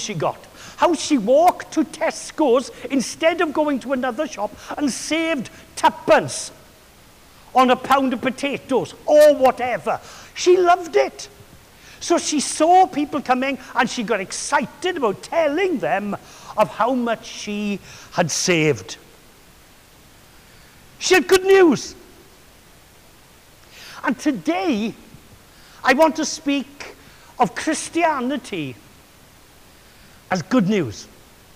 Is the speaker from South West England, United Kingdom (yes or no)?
no; Swansea, Wales, United Kingdom; another character in my hometown